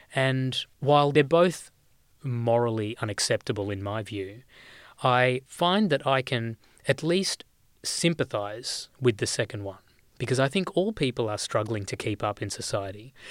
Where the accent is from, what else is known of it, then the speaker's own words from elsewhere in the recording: Australia; growing up in this country